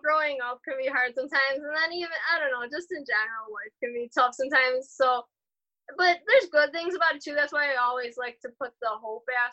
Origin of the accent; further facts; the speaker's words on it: Elma, New York, United States; also born or lived in Buffalo, New York; We're from Buffalo, but we really live in Elma, New York, so we're like more in the country